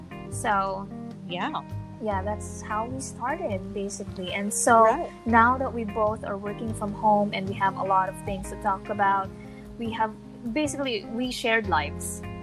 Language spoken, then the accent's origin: English; Manila, Metro Manila, Philippines; I am from the Philippines, from Manila, Philippines.